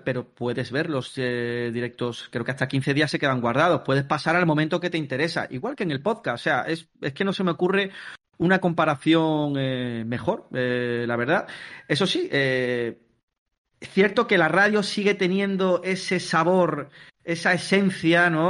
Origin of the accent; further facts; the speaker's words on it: Palma del Río, Andalusia, Spain; moved away as an adult; now in Mallorca, Spain; yo ahora mismo os hablo desde, Mallorca. Pero yo en verdad soy de Palma del Río, Córdoba. Eh, lo que pasa es que, bueno, llevo ya seis años viviendo aquí